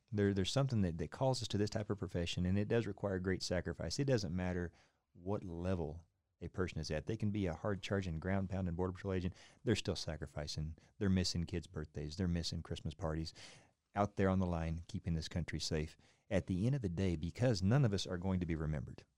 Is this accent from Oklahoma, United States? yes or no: yes; Oklahoma, United States; moved away; I came from Oklahoma, about as, as, as central as you can get